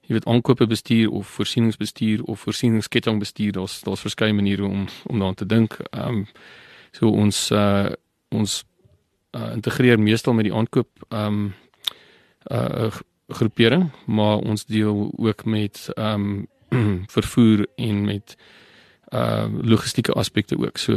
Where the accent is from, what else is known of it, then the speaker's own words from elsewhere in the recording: Barberton, Mpumalanga, South Africa; now in George, South Africa; aanvanklik ehm um, kom ek van Barberton af, wat in die uh Oos-Transvaal was, op baie stadium